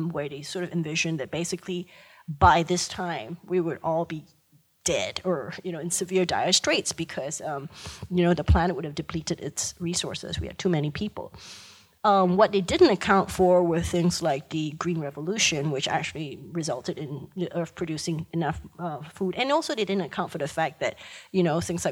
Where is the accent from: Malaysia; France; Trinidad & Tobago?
Malaysia; I grew up in Malaysia, and right next door to me is Singapore.